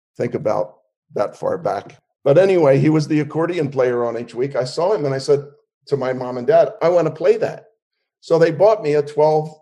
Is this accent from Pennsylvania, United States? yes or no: yes; Philadelphia, Pennsylvania, United States; also born or lived in Wildwood, New Jersey; I was raised in Philly.